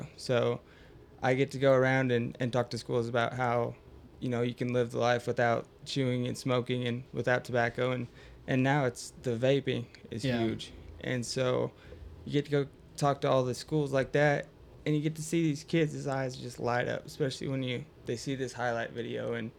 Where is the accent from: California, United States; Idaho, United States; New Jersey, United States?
Idaho, United States; we're all from Idaho